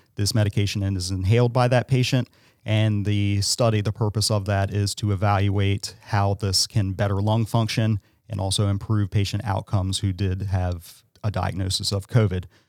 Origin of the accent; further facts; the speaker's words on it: Salisbury, Maryland, United States; I'm local. I am from Salisbury. I've been here my entire life